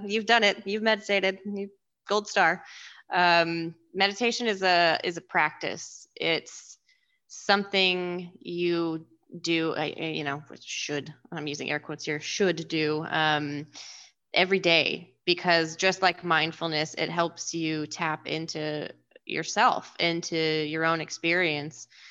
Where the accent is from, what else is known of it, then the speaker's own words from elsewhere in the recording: Washington, United States; I'm from Washington, and my family loves the Seahawks